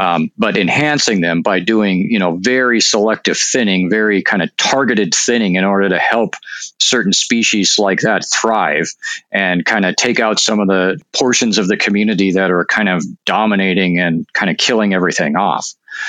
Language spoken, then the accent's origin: English; Northern Plains, United States; I mean, I'm from the Northern Plains. My family were farmers and all that.